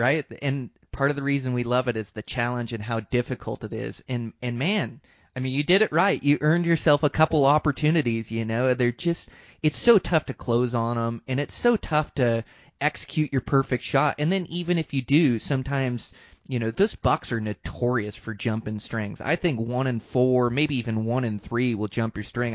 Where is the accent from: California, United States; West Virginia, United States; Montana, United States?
Montana, United States; moved away; Montana, my home state